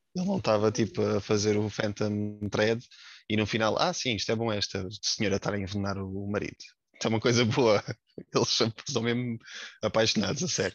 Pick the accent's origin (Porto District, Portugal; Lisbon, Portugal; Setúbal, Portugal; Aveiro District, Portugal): Setúbal, Portugal; Montijo; tenho 28 anos, sou oriundo do Montijo.